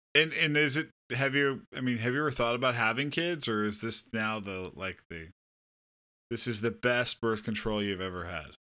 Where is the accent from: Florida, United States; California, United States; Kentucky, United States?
California, United States; Southern; moved away; I'm from Southern California.